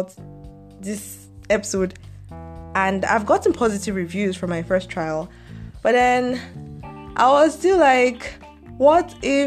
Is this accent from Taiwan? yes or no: no; Nigeria; I'm Nigerian